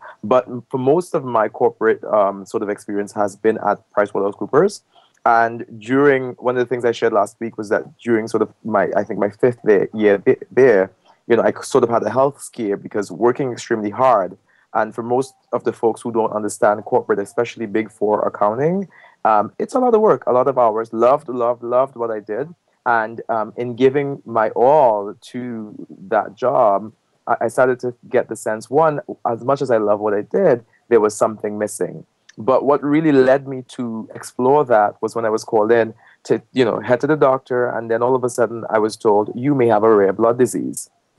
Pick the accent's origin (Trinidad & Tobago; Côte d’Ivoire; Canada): Trinidad & Tobago; moved away as an adult; also born or lived in New York, United States; I am originally from Trinidad and Tobago, where I happen to be now.